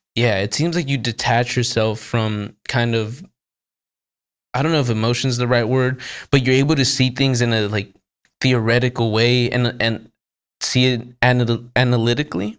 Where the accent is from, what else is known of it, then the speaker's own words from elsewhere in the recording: United States; I'm American